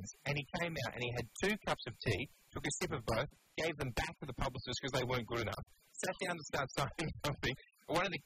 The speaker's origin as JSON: {"language": "English", "country": "New Zealand", "tie": "born or raised there", "moved": "yes", "lives_now": "Australia", "said": "I grew up in New Zealand"}